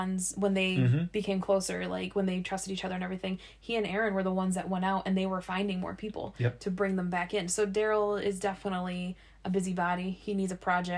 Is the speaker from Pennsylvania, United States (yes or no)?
yes; Scranton, Pennsylvania, United States; We're from Scranton, too